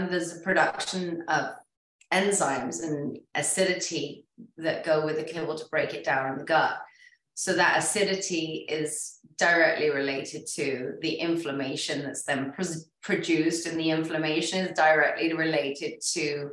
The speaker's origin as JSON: {"language": "English", "region": "England", "country": "United Kingdom", "said": "I'm English"}